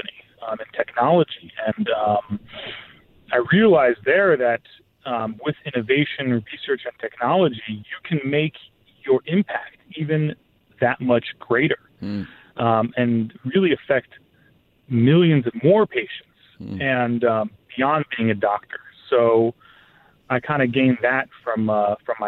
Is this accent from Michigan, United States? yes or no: no; New York, United States; also born or lived in Long Island; I was born and raised in New York, Queens, and then Long Island